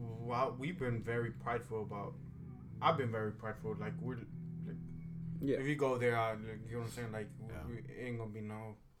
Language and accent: English; Houston, Texas, United States; In Second Ward, you get what I'm saying? That's the neighborhood, you know, we're from and we grew up in.